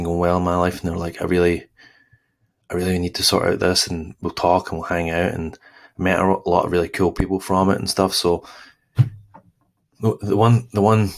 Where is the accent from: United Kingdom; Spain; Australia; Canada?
United Kingdom; East Kilbride, Scotland; moved away; I grew up in Glasgow, East Kilbride, actually, East Kilbride